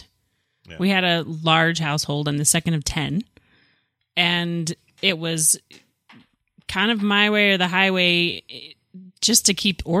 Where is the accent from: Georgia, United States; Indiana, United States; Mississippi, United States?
Mississippi, United States; moved away; I grew up in Mississippi.